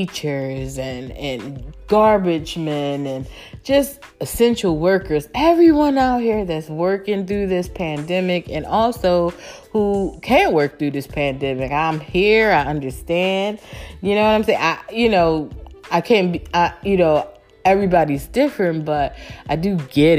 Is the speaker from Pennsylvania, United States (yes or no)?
yes; Philadelphia, Pennsylvania, United States; my city, I love my city, you know, I'm from Philly